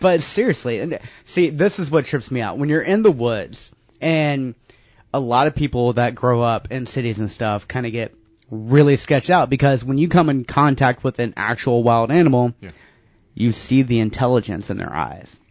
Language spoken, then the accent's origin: English; North Carolina, United States; I grew up in North Carolina in the woods, basically.